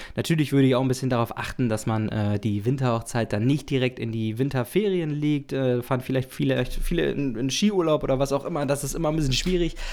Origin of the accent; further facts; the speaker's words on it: the North, Northern Germany, Germany; ich komme aus aus dem Norden